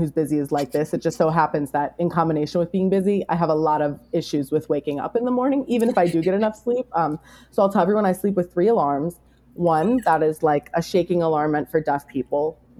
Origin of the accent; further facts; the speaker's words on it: Chicago suburbs, Illinois, United States; moved away as an adult; now in Madison, United States; I'm originally from the Midwest, from the Chicago suburbs